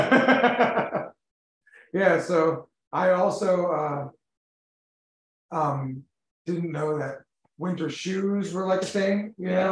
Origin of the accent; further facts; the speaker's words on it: Florida, United States; moved away as an adult; I'm from Florida